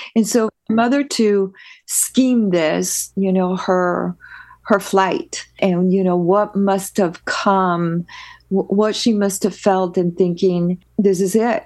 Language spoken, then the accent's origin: English; Peru; now in United States; I am originally from Peru, South America, uh, born, born and raised, uh, with the rest of my family